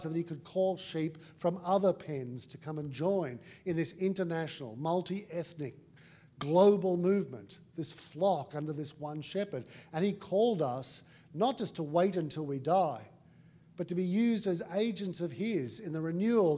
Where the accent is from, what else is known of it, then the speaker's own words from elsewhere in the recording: Australia; I'm also Australian